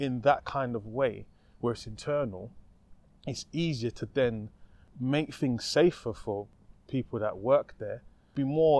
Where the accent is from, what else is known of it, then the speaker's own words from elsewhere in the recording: United Kingdom; we're British, darling.